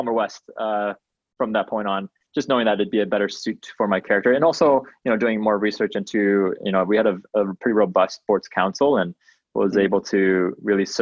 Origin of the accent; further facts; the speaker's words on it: Malaysia; now in Calgary, Canada; We are both from Malaysia